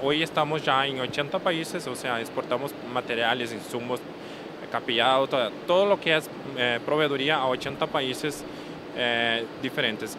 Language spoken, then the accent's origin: Spanish; Brazil; aunque seamos brasileños, somos brasileños